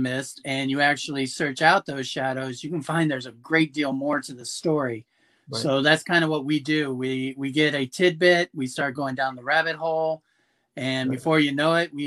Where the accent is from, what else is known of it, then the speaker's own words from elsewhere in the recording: Madison, Ohio, United States; moved away as an adult; also born or lived in Germany; now in Orlando, United States; I grew up in Madison, Ohio, a small town